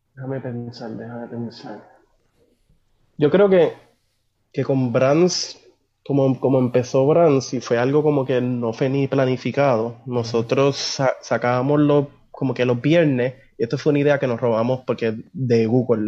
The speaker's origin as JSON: {"language": "Spanish", "country": "Puerto Rico", "tie": "born or raised there", "also_born_or_lived": "Buenos Aires, Argentina", "said": "yo me crié aquí, mi, base cultural es puertorriqueña"}